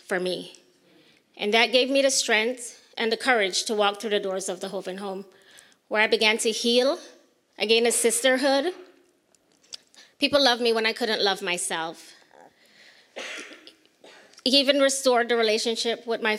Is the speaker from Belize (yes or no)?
yes; Belize; moved away; I was born and raised in Belize